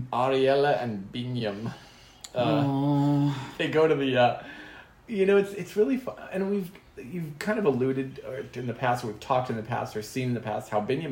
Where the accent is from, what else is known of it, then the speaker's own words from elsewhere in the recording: United States; Well, I'm an American